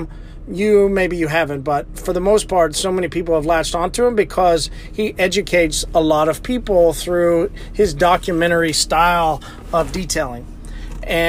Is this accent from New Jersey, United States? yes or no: no; Tulsa, Oklahoma, United States; I grew up in Tulsa, Oklahoma